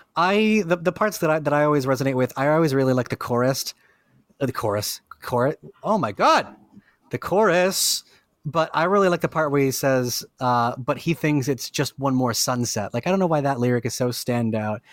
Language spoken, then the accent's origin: English; Lynn, Massachusetts, United States; I'm from Lynn